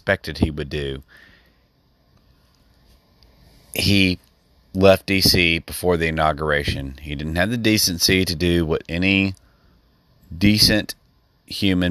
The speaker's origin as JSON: {"language": "English", "country": "United States", "said": "as an American citizen"}